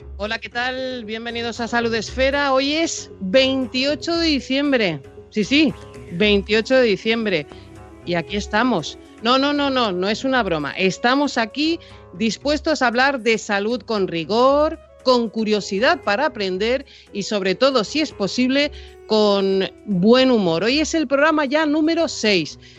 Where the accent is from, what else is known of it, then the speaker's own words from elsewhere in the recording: Tenerife, Canary Islands, Spain; mi madre estaba en Tenerife que es de donde, de donde son mis padres y de donde soy yo